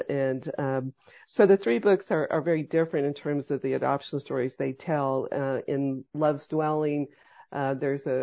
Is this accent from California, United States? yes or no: no; Abilene, Kansas, United States; now in Texas, United States; my hometown of Abilene, Kansas